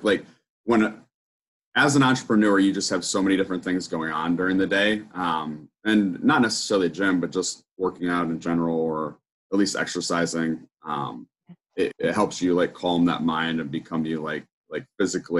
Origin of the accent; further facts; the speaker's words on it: Ohio, United States; I'm from Ohio in the United States